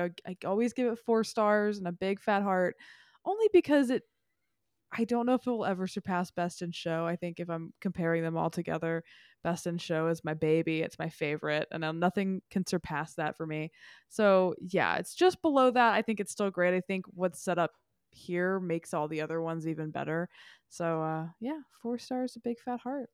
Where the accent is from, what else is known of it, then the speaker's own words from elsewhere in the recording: Memphis, Tennessee, United States; moved away as an adult; Memphis, my hometown